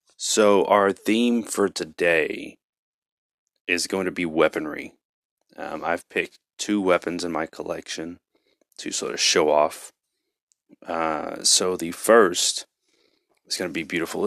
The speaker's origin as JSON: {"language": "English", "region": "Texas", "country": "United States", "said": "I'm from Texas"}